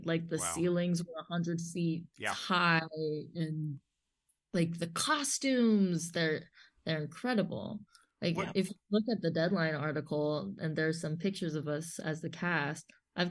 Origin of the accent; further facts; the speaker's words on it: Los Angeles, California, United States; I guess I'm just spoiled living, like growing up in Los Angeles where there's just everything everywhere.